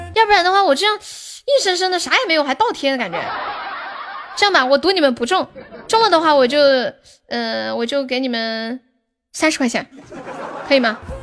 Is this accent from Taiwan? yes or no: no; Sichuan, China; accent: Sichuanese Mandarin (川普); 我是四川的